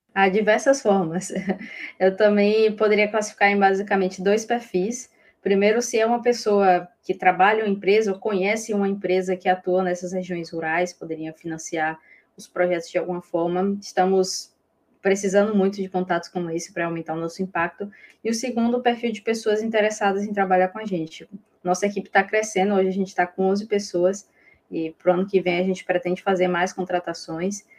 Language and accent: Portuguese; Bahia, Brazil; eu sou baiana